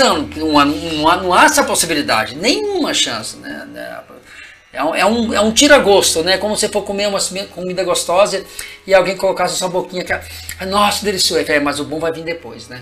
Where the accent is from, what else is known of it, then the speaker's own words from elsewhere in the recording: Marliéria, Minas Gerais, Brazil; eu venho do interior de Minas, né? A cidade chama Marliéria, né? Meus pais viviam em fazendas